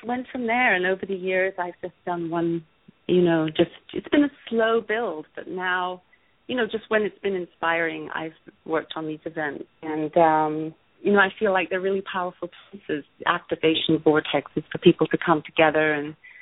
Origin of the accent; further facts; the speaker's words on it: Ireland; also born or lived in London; now in Los Angeles, United States; I grew up in Ireland, moved to London, then I moved to LA.